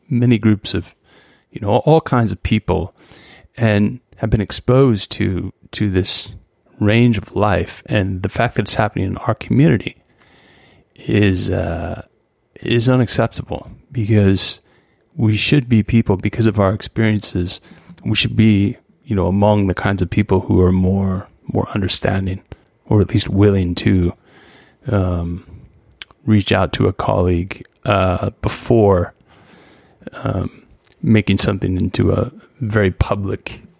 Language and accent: English; United States; one, I'm an American. It doesn't matter.